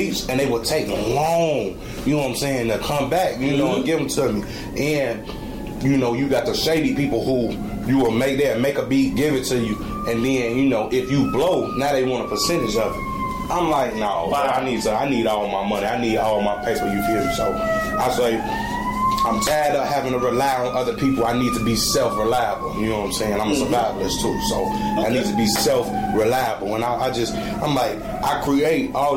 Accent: United States; I hail from the West Side. West Side, grew up on Mayfield in Augusta.

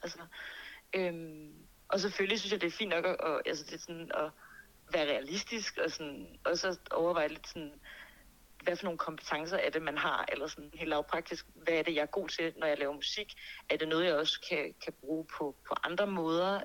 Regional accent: Birkerød, Capital Region of Denmark, Denmark; Mandsjøskoven i Birkerød, hvor jeg er fra

